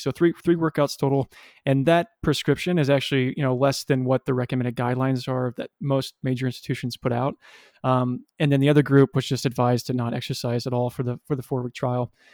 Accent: Kansas City, Missouri, United States; moved away as an adult; also born or lived in Springfield, Missouri; now in Los Angeles, United States; I moved back to my hometown of Kansas City

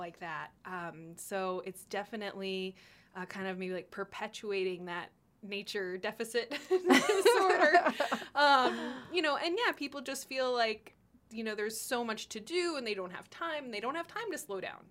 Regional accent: Austin, Texas, United States; I grew up in Austin

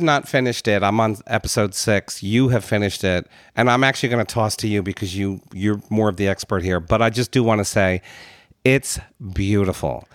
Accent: United States

